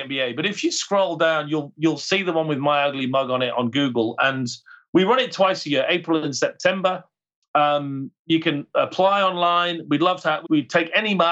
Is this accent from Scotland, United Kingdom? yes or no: no; Cumbria, the Lake District, North West England, United Kingdom; now in Australia; I'm from Cumbria, right? I'm from the Lake District